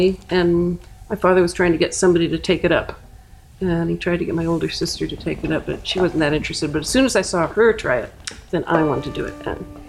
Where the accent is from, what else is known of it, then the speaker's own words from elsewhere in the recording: Oregon, United States; also born or lived in East Coast; now in Seattle, United States; I grew up in Oregon